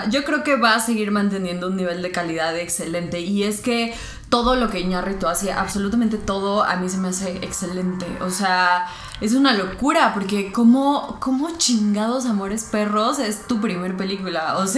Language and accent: Spanish; Mexico